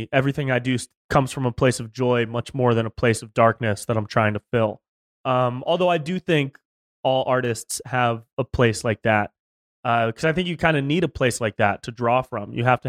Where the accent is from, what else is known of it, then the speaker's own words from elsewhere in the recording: Davis, California, United States; also born or lived in Sacramento, California, United States; Close. I grew up in Davis, right up by Sacramento.